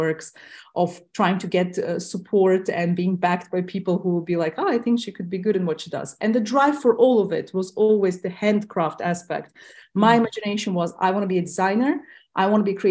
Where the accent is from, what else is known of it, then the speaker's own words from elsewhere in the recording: Tajikistan; first language Russian; English is a second language; I myself was born in Tajikistan, which was part of the USSR back then.